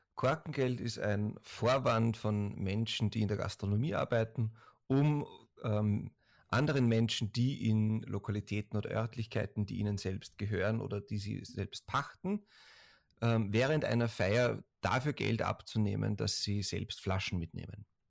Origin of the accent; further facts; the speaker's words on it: Austria; Das muss man als Österreicher, glaube ich, an Deutschen generell fragen